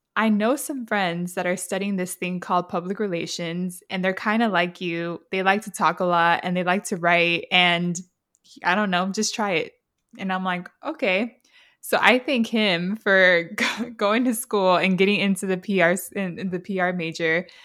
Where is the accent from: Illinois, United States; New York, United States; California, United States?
California, United States; San Diego; someone who's also from San Diego, grew up here